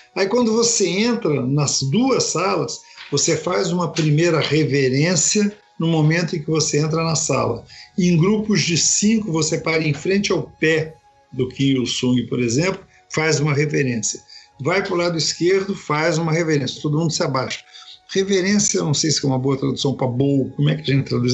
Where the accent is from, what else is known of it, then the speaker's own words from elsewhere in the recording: Brazil; nós que somos brasileiros